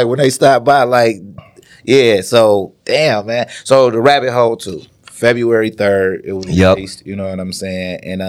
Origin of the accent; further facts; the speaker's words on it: Ann Arbor, Michigan, United States; well, yeah, I opened up for …, like in Ann Arbor, like in my hometown.